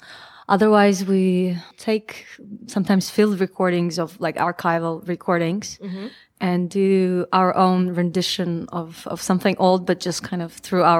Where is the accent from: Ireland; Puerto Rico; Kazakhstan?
Kazakhstan; now in Toronto, Canada; I am myself Russian from Kazakhstan.